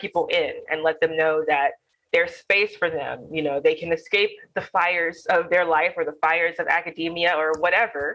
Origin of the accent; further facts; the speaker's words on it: Alabama, United States; I am Black. I am from Alabama